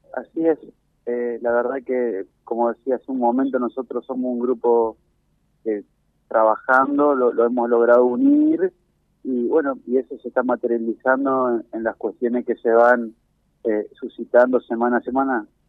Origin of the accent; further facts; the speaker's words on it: Argentina; nosotros somos argentinos